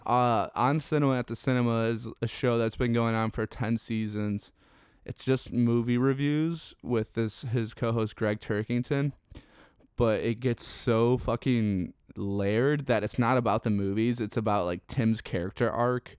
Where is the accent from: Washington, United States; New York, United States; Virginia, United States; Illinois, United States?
Illinois, United States; Chicago; I'm from Chicago